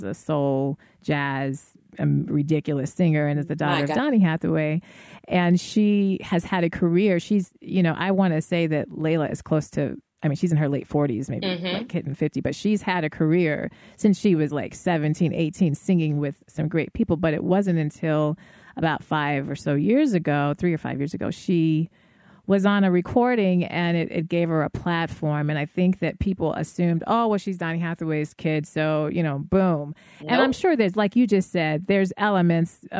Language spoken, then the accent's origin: English; Denver, Colorado, United States; now in Chicago, United States; I was raised in Denver. I'm now in Chicago